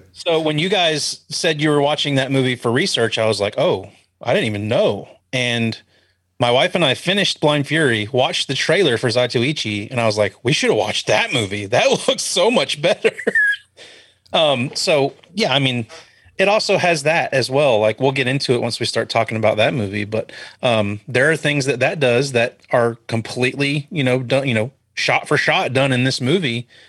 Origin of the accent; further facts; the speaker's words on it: Florida, United States; I was born in Florida